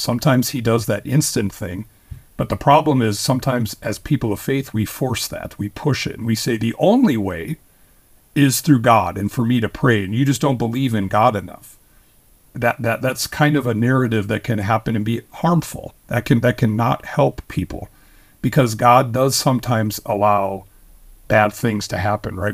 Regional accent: Minnesota, United States; I was born and raised, I was born in Minnesota

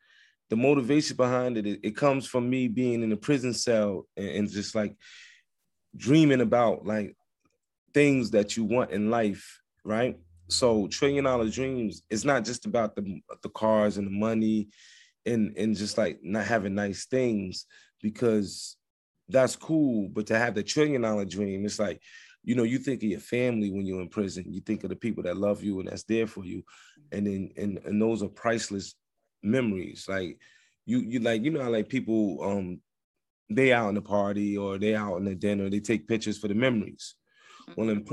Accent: Trenton, New Jersey, United States; also born or lived in New York City; I'm from Trent, New Jersey, via New York City

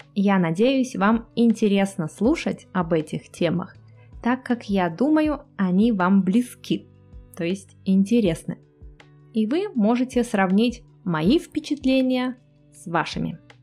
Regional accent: Cherepovets, Vologda Oblast, Russia; моего родного города, Череповец

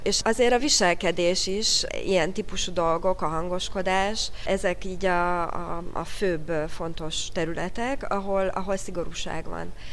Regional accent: Hungary; moved away; also born or lived in France

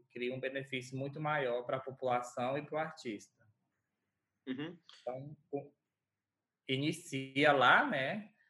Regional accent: Porto Nacional, Tocantins, Brazil; sou natural de Porto Nacional, Tocantins.

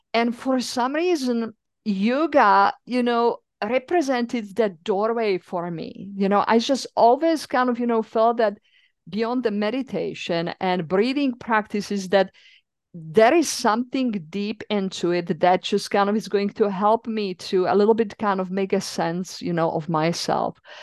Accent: Czechia; accent: European; English is a second language; moved away as an adult; also born or lived in East Coast, United States; now in United States; I'm originally from the Czech Republic

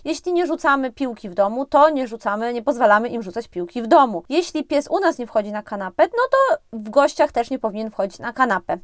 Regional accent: Podlaskie Voivodeship, Poland; now in Warsaw, Poland; U nas na Podlasiu

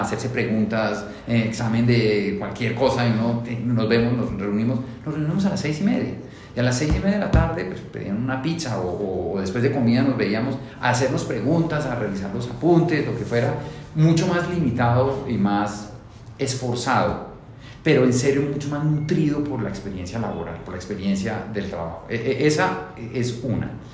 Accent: Colombia; Yo soy felizmente, orgullosamente colombiano

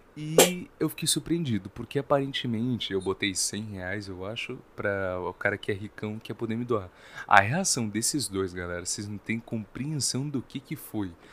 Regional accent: Brazil; nós somos brasileiros

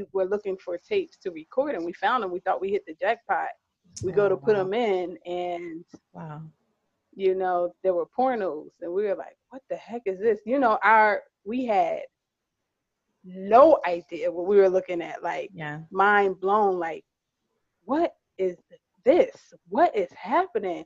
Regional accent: New Jersey, United States; I'm a Jersey girl

